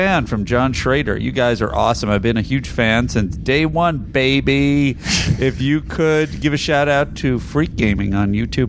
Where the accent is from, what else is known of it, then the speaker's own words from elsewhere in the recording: Ottawa, Ontario, Canada; Here's the Scholastic grading system I grew up with here in Ottawa, Canada.